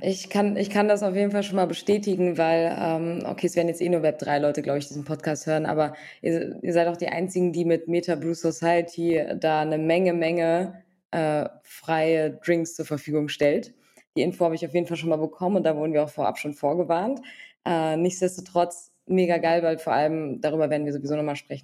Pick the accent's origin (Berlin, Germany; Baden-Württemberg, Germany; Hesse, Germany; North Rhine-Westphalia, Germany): Hesse, Germany; Frankfurt; Wir kommen auch noch beide aus Frankfurt